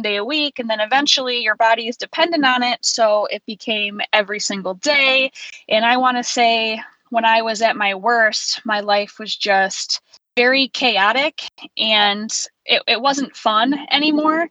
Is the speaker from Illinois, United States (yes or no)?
no; Central New York, United States; I was born and raised in Central New York, and I still live there now